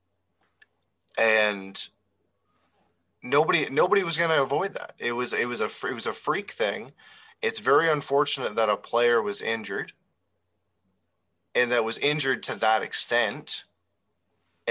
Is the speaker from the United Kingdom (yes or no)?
no; New Brunswick, Canada; now in Ontario, Canada; I live in Ontario. I'm from New Brunswick.